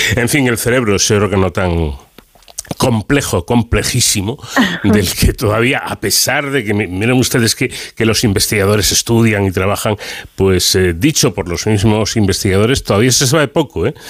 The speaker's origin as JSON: {"language": "Spanish", "town": "Ávila", "region": "Castile and León", "country": "Spain", "said": "tengo a alguien de, mi tierra"}